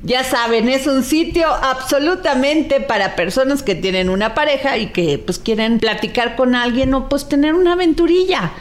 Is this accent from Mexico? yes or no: yes; Veracruz, Mexico; yo que soy veracruzana, somos sureñas